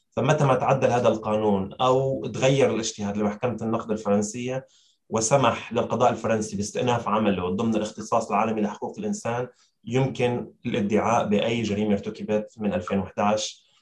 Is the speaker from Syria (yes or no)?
yes; Syria; نحن كسوريين